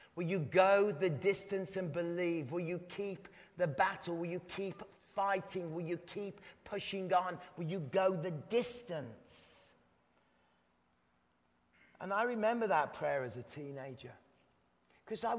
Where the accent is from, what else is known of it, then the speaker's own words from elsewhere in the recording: England, United Kingdom; I'm English